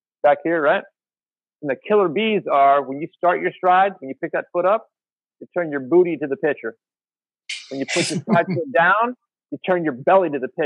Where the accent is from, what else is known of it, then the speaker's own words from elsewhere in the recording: United States; We're American